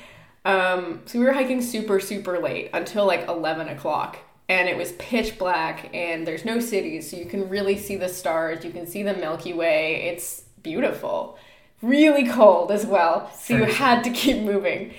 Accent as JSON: {"language": "English", "town": "Winnipeg", "region": "Manitoba", "country": "Canada", "said": "I'm from Winnipeg"}